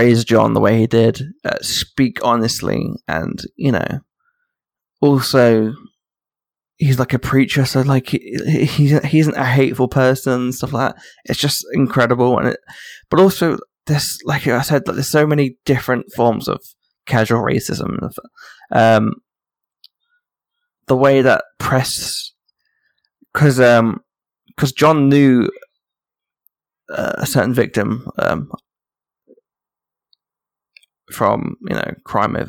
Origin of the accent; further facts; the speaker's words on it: London, United Kingdom; I grew up in Hackney in Islington.